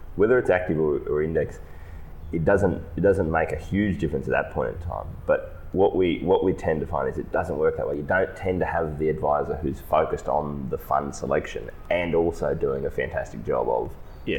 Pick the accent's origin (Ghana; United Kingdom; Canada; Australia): Australia